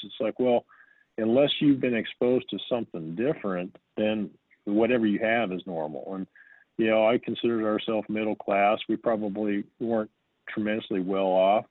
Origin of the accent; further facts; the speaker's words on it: the mountains west of Denver, Colorado, United States; also born or lived in Jackson, Wyoming; I grew up in the mountains west of Denver